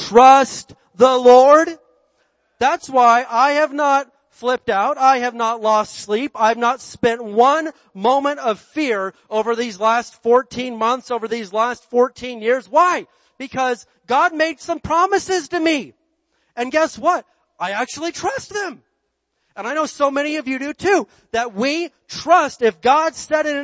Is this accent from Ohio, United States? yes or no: no; Barstow, California, United States; we're from Barstow